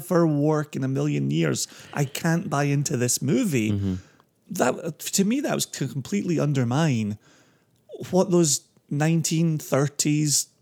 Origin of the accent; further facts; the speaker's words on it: Scotland, United Kingdom; growing up in Scotland meant three channels until the 80s, then a fourth, and then somewhere in the 90s there was a fifth